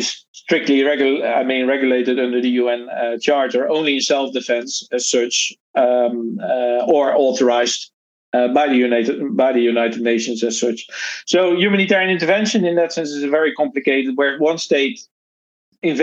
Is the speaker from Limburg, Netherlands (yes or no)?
no; Rotterdam, South Holland, Netherlands; moved away; I'm originally from the Netherlands, born in Rotterdam.